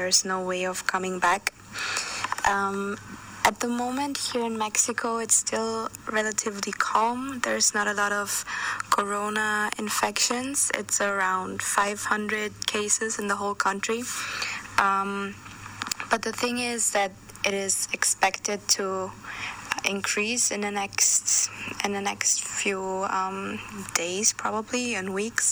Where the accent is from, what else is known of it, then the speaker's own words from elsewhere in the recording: Austria; my home country in Austria